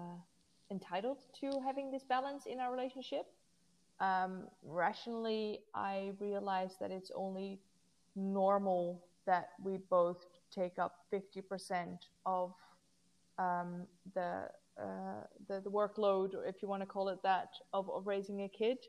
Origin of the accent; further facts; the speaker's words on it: Netherlands; it was held in my hometown